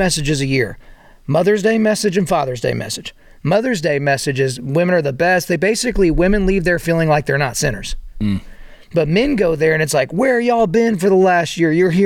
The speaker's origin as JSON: {"language": "English", "region": "Oklahoma", "country": "United States", "tie": "born or raised there", "said": "I grew up in Oklahoma"}